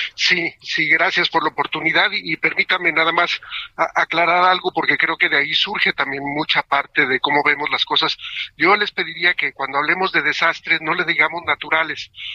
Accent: Mexico; como mexicanos

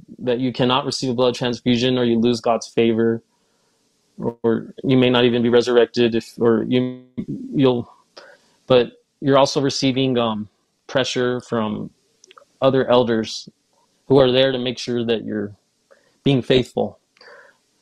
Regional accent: Ogden, Utah, United States; also born or lived in California; I was raised in Utah

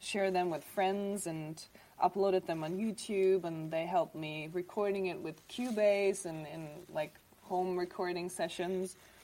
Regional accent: Germany; also born or lived in Dubrovnik, Croatia; I was born there, and then I came to Germany when I was 4

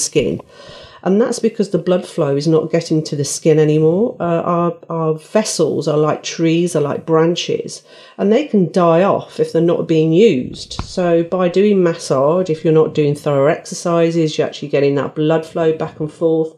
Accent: Midlands, United Kingdom; accent: Midlands; my Midlands accent's really came in there.

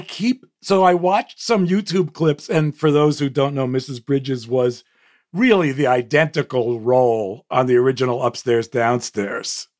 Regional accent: United States; as an American

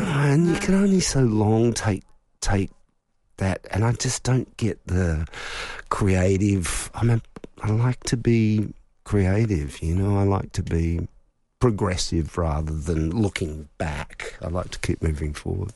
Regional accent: Melbourne, Victoria, Australia; growing up in Melbourne

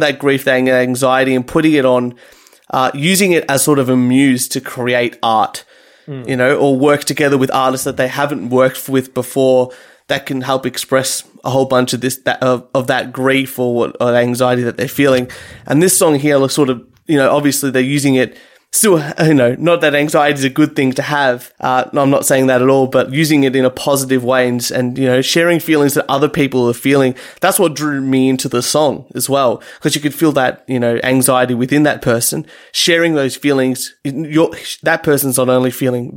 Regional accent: Reservoir, Victoria, Australia; my hometown of Reservoir here

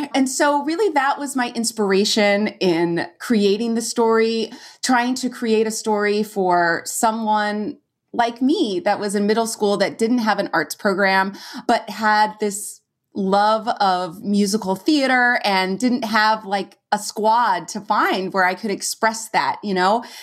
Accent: California, United States; moved away as an adult; I'm from California and we'd go to Yosemite every year in the summer

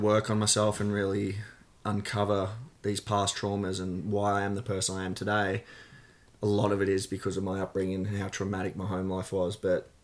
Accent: Gold Coast, Queensland, Australia; I grew up on the Gold Coast. I was born in Southport Hospital

